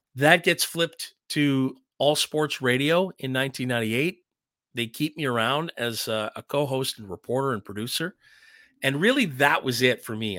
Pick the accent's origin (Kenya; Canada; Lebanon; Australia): Canada; Ottawa, Ontario; growing up in Ottawa